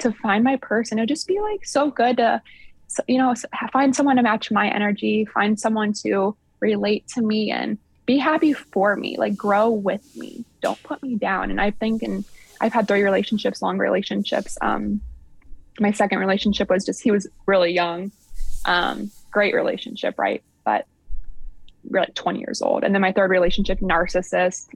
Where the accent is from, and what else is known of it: Sycamore, Ohio, United States; born or raised there; also born or lived in Upper Sandusky, Ohio